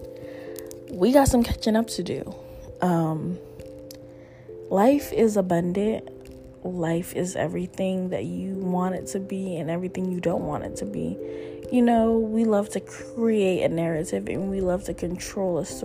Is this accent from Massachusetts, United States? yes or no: yes; Cambridge, Massachusetts, United States; my hometown, Cambridge, Massachusetts